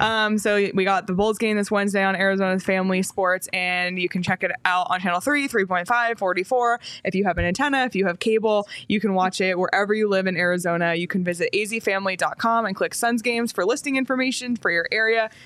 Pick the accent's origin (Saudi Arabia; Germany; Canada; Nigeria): Canada; moved away; growing up in Canada